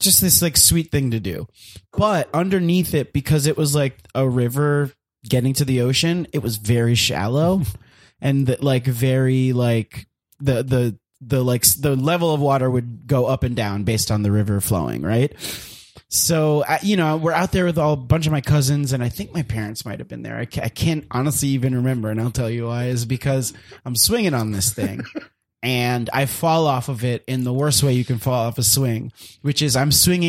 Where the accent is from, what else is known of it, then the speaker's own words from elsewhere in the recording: Miami, Florida, United States; I grew up in Miami